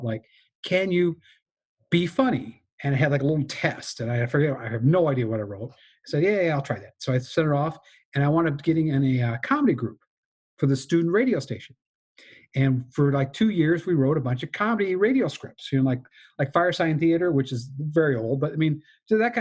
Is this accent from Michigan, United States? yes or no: yes; Michigan, United States; I grew up in Michigan